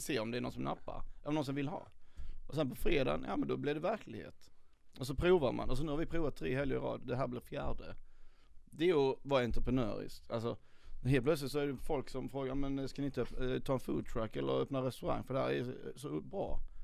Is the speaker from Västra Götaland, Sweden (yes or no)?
no; Skåne, Sweden; moved away as an adult; now in Stockholm, Sweden; jag är uppväxt i Skåne, flyttade upp till Stockholm när jag var 30